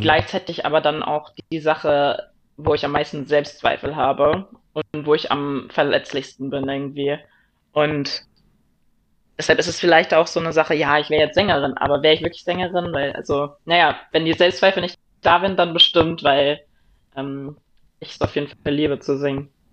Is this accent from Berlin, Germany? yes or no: no; Eckernförde and Kiel, Schleswig-Holstein, Germany; moved away; Eckernförde und Kiel, das Meer, da wo ich herkomme, wo ich gelebt habe, wo meine Friends und Family herkommen